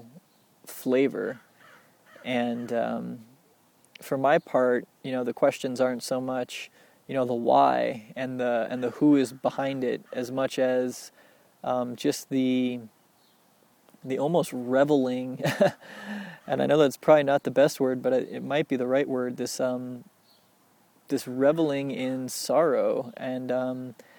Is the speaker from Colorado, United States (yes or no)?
yes; Littleton, Colorado, United States; growing up in Littleton, Colorado